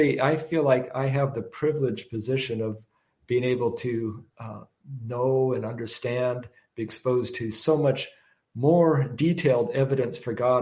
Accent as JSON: {"language": "English", "region": "Washington", "country": "United States", "moved": "yes", "said": "I'm from Washington State originally"}